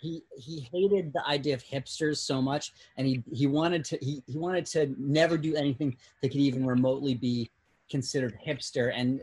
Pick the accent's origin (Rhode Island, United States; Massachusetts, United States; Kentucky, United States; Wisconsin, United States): Massachusetts, United States; I'm from Southern Massachusetts.